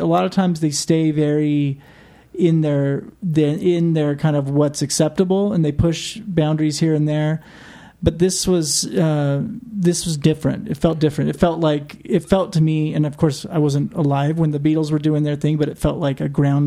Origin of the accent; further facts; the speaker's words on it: Provo, Utah, United States; we're from Provo, Utah, where like the F word still carries a sharpness